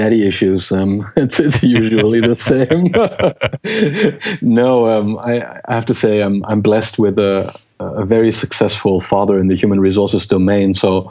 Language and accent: English; Geneva, Switzerland; English is a second language; also born or lived in Germany; HP expatriated my father from Germany to Switzerland. I grew up in Geneva. I grew up in different countries. I learned different languages